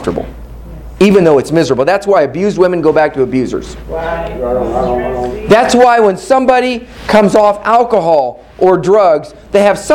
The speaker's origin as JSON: {"language": "English", "town": "Kansas City", "region": "Missouri", "country": "United States", "said": "I'm from Kansas City"}